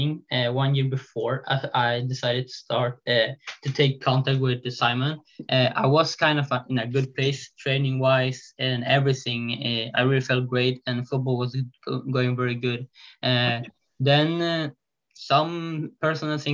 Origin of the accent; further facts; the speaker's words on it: Sweden; I live in Sweden. I'm from Sweden